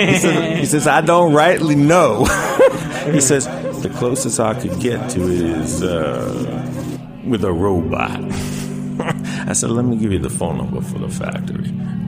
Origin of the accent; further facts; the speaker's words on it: Long Island, New York, United States; I'm from Long Island.